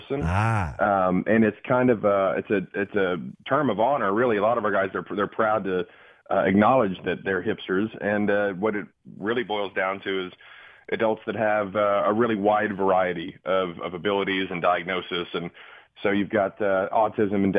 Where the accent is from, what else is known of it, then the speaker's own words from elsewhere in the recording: Dallas, Texas, United States; I'm an East Dallas kid